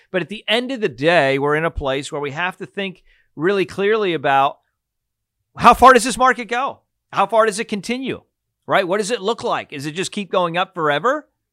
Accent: Pennsylvania, United States; I grew up in Pennsylvania

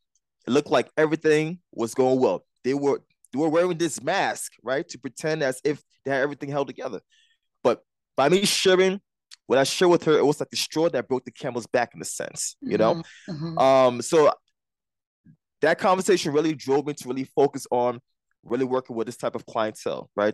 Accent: Liberia; now in Jersey City, United States; I wasn't born here. I was born in Liberia

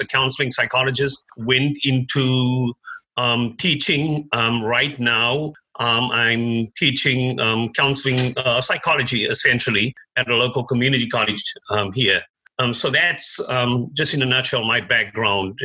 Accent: Cape Town, Western Cape, South Africa; now in United States; I was born in in Cape Town, South Africa. Came here more than 30 years ago.

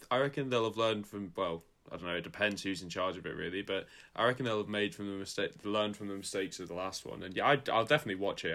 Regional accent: Scotland, United Kingdom; I'm from Scotland

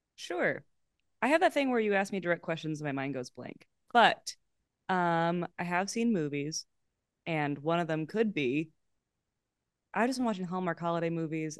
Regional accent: Los Angeles, California, United States; also born or lived in Boston; I grew up in Los Feliz and Pasadena

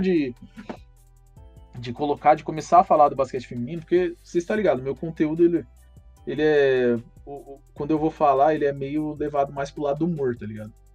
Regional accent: Mauá, São Paulo, Brazil; Sou de Mauá, né? o Santo André é colado aqui

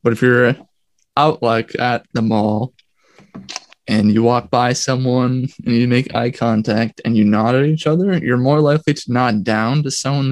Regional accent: United States; also born or lived in Minnesota; as an American

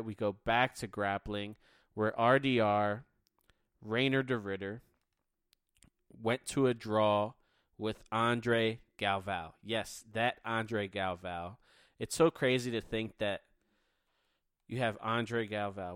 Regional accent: Philadelphia, Pennsylvania, United States; I'm from Philly.

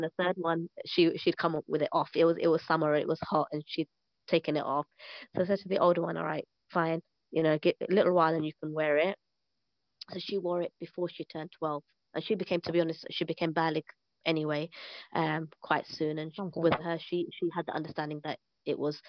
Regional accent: London, United Kingdom; moved away as an adult; now in Syria; I'm from East London.

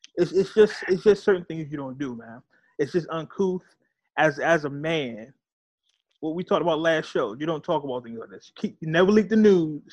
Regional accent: California, United States; I'm from California. Uh, I grew up um, 90s era California

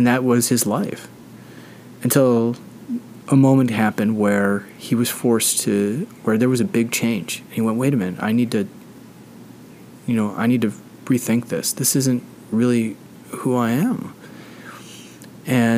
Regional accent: United States; I'm an American

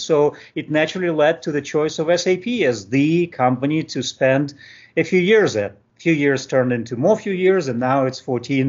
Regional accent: Moldova; moved away as an adult; also born or lived in Moscow; I was born and raised in Moldova

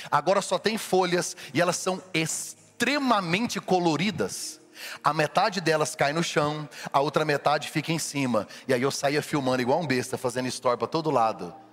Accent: Brazil; moved away; para gente como brasileiro que não está acostumado

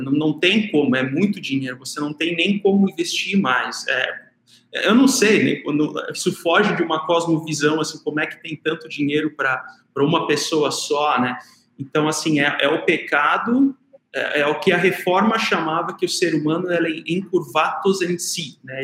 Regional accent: South Region, Brazil; moved away; na cidade onde que eu nasci e cresci, lá no Sul

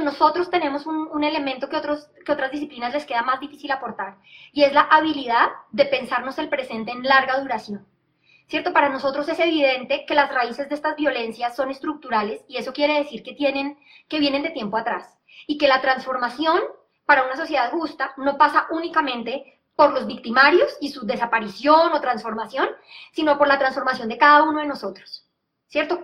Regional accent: Colombia; como colombianos

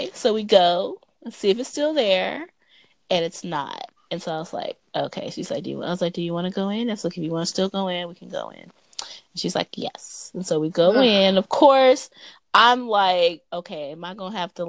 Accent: Los Angeles, California, United States; now in Atlanta, United States; I am a city girl. Right. I am from Los Angeles.

